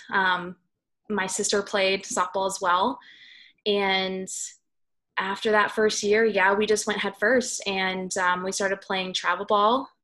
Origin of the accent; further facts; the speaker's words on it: Southern California, United States; I was uh, born and raised in Southern California, uh, up in the high desert